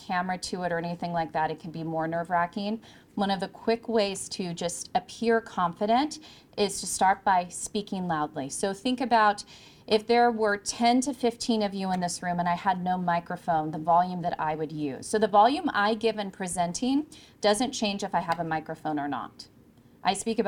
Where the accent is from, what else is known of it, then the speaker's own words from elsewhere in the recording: California, United States; moved away; I'm originally from California